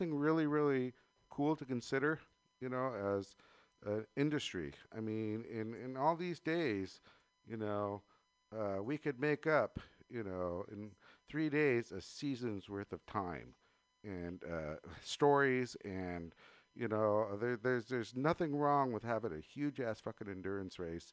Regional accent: Danville, California, United States; I grew up in Danville

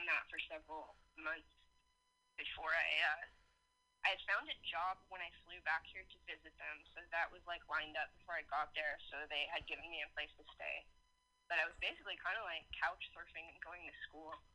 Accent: California, United States; moved away as an adult; also born or lived in Dallas; I grew up mainly in California

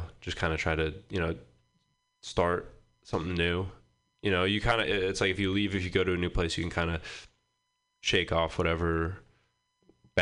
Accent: Boothbay, Maine, United States; moved away as an adult; now in Portland, United States; I grew up in Maine in a town called Booth Bay, a pretty small town

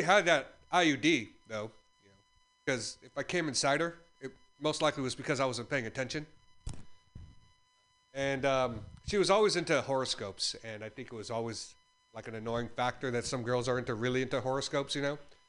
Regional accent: Philippines; as a Filipino, I'm never on time.

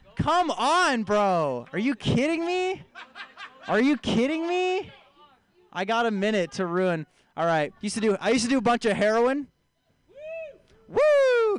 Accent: San Francisco, California, United States; moved away as an adult; I'm a hometown here. I'm from San Francisco originally. Uh, both of my parents are vegans, vegan people. I was raised vegan

